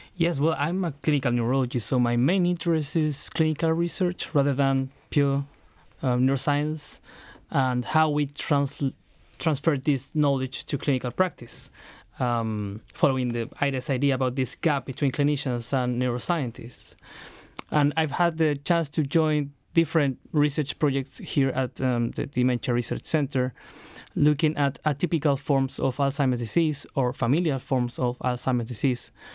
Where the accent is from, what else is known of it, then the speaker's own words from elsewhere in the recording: Chile; moved away as an adult; now in London, United Kingdom; I'm from Chile, I was trained as a medical doctor and neurologist in Santiago, Chile